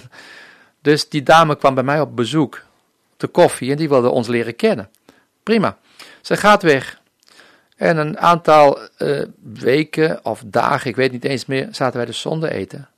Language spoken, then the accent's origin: Dutch; Netherlands; moved away as an adult; also born or lived in Colombia